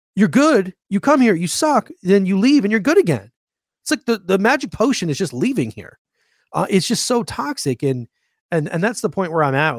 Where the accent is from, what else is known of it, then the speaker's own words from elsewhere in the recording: Grand Island, New York, United States; now in Phoenix, United States; I grew up in Grand Island.